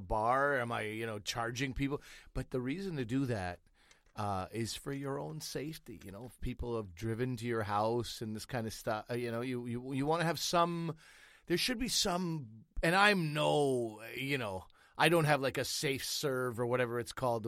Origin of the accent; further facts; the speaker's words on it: Canada; as a Canadian